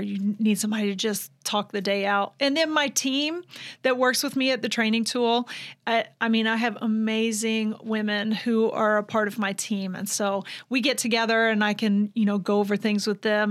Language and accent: English; Vidalia, Georgia, United States; moved away as an adult; now in Ocala, United States; I'm from Vidalia, Georgia. So that's where I was born and raised the majority of my life